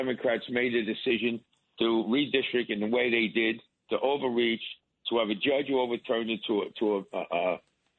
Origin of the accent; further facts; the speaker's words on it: New York, United States; as a New Yorker